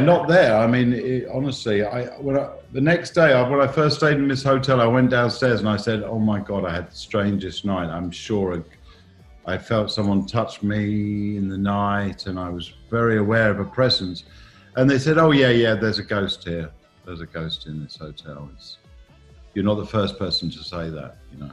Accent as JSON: {"language": "English", "region": "England", "country": "United Kingdom", "also_born_or_lived": "Iceland", "said": "I haven't lost my own identity. I'm still English"}